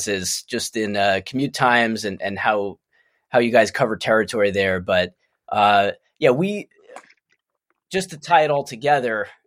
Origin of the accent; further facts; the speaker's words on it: Long Island, New York, United States; Lee and I grew up together on Long Island